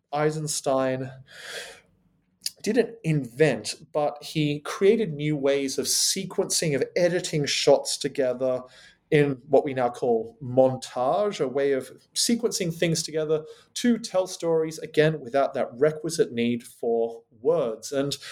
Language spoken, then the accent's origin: English; Australia; now in United Kingdom; It's wonderful to be talking back to my home country, Australia, from here on the rainy fascist island that is Great Britain.